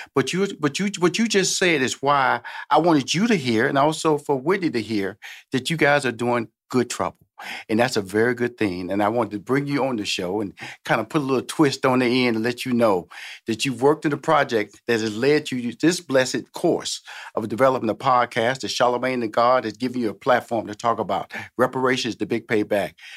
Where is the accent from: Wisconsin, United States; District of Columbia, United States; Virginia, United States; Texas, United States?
Texas, United States; Houston; I'm from Houston, Texas, born a native of Texas